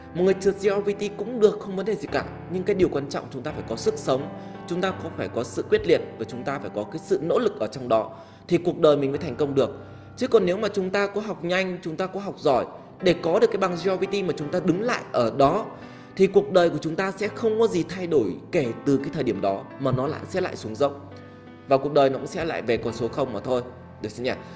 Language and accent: Vietnamese; Vietnam; mình là một người Việt Nam